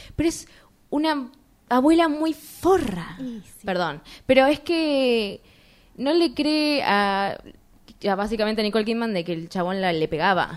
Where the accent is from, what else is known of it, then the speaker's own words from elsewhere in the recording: Argentina; somos de Argentina